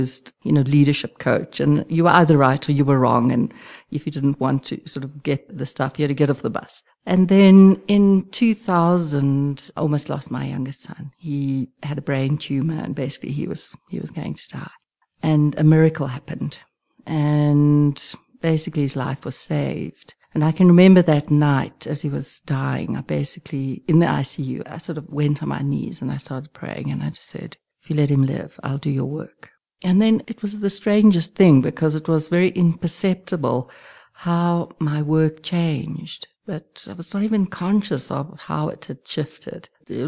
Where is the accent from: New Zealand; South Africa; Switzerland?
South Africa; West Rand, Gauteng; I grew up on the West Rand